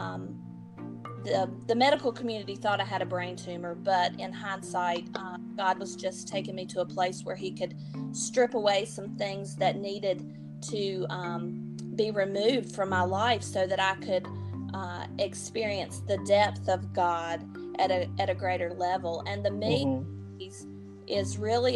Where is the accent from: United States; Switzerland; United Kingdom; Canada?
United States; High Point, North Carolina; I am from High Point, North Carolina